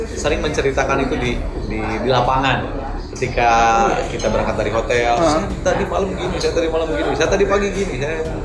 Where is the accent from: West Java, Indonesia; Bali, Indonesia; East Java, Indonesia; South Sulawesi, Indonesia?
West Java, Indonesia; Garut